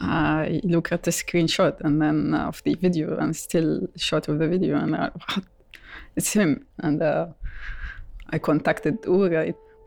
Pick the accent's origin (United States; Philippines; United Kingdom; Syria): Syria; Homs, Homs Governorate; now in Netherlands; I am from Homs originally, from this certain neighborhood. I'm studying in Holland.